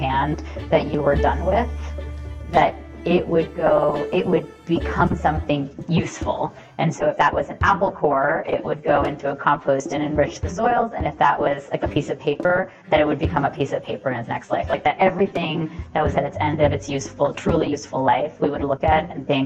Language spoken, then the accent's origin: English; New Jersey, United States; I grew up in New Jersey to immigrant parents from India